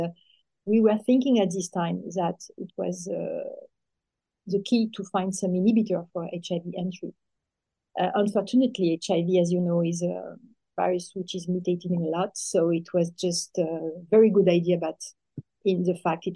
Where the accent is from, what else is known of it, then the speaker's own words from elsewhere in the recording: France; accent: French; English is a second language; I'm French, as you can hear with my accent, French accent.